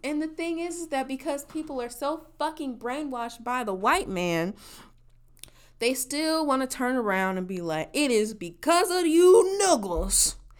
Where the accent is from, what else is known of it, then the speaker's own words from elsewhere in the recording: Midwest, United States; in my region you know, as a Midwesterners, we as a Midwesterner, we took the ACT and not the SAT.